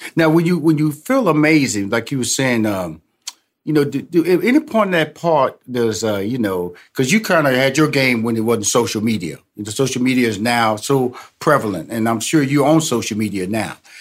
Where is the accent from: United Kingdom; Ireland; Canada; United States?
United States; Houston, Texas; I'm originally from Houston, Texas